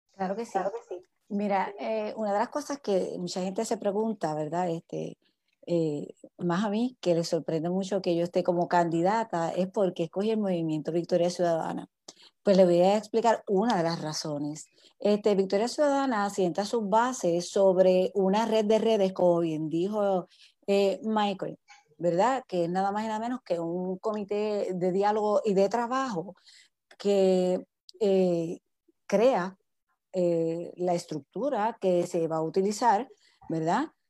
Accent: Guayanilla, Puerto Rico; yo soy candidata para la legislatura municipal de nuestro pueblo. Eh, estoy aquí para, para, para, trabajar por mi pueblo

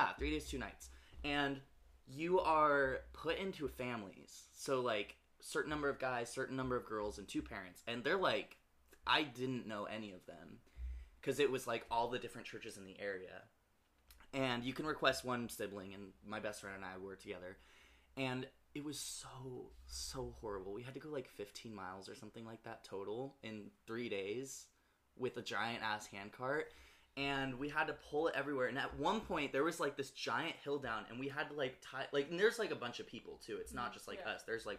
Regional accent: California, United States; We were in, because I'm from NorCal, we were, like, in the Sierra Nevada mountains

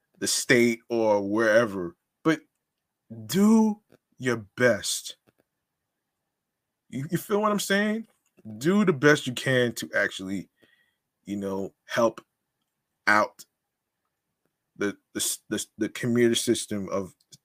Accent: New York City, New York, United States; I'm a New Yorker too

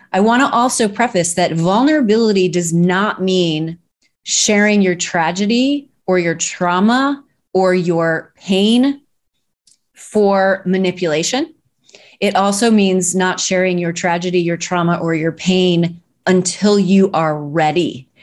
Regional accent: Arnold, Missouri, United States; moved away; I'm from Arnold, Missouri, and I studied dance starting at age seven

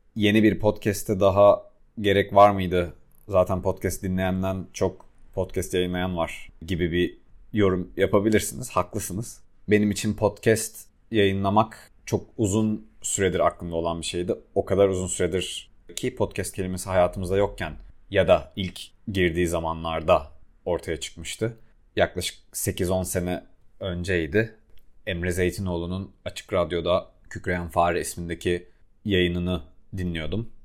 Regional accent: Adana, Turkey; moved away as an adult; also born or lived in Istanbul; büyüdüğüm şehirde ben Adanalıyım ve Adana'da büyüdüğüm çevrede

